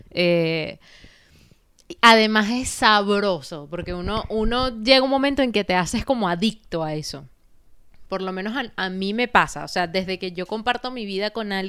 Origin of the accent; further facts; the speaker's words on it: Barinas, Venezuela; moved away; Coño, qué ladilla que me vine de Barinas, por decirte una vaina, que no conocí ni Caracas, ¿me entiendes?